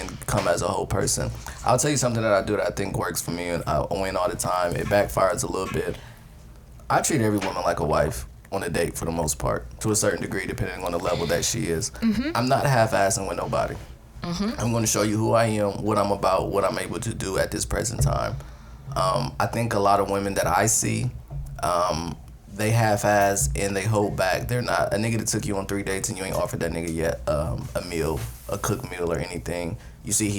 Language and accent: English; Columbus, Ohio, United States; now in Atlanta, United States; I'm from Zone 4, Britney Hills, Columbus, Ohio